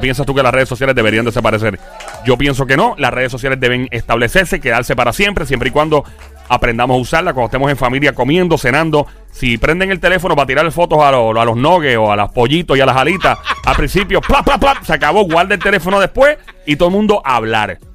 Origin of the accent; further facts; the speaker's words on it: Caguas, Puerto Rico; el gran pueblo de Cagua donde nací, ahí fui hecho, ahí fui criado